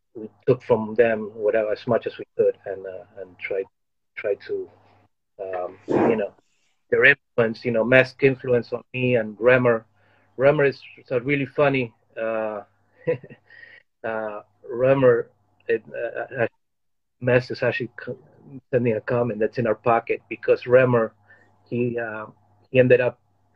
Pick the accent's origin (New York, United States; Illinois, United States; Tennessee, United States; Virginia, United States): Virginia, United States; Arlington; When I moved to the United States, I grew up in Arlington